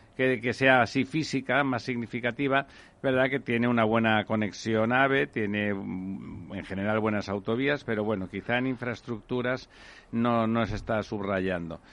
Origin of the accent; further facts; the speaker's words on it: Barcelona, Catalonia, Spain; en mi tierra, en Barcelona